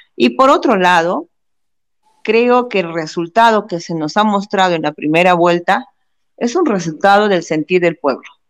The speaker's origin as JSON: {"language": "Spanish", "country": "Peru", "said": "nosotros como peruanos"}